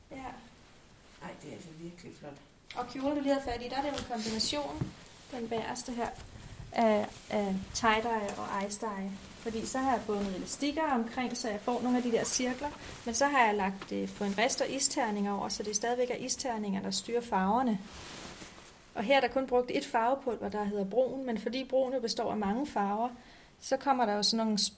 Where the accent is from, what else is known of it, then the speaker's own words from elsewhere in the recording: Faxe, Zealand, Denmark; also born or lived in Copenhagen / Haslev; Øh, altså Faxe oprindeligt, og så er jeg været og vende København og har boet i Haslev en del år.